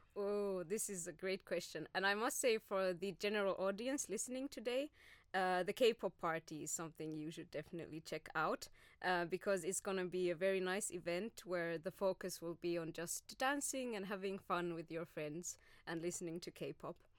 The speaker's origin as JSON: {"language": "English", "town": "Oulu", "region": "North Ostrobothnia", "country": "Finland", "also_born_or_lived": "Glasgow, Scotland / Spain", "moved": "as an adult", "lives_now": "Turku, Finland", "said": "I am originally from Oulu, so uh, more north from than Turku."}